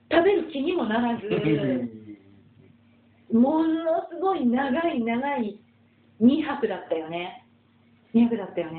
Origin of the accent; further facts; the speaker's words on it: Ureshino, Saga, Japan; 野出身なんです。だってお茶有名なとこですよね。うん、今でもだから私、お茶、